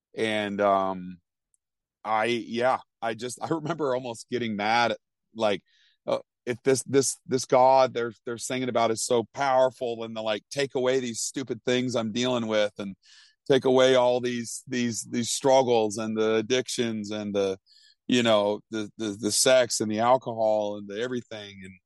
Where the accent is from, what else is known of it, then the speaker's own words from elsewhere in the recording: Vermont, United States; growing up in Vermont, I mean, Vermont's two percent Christian.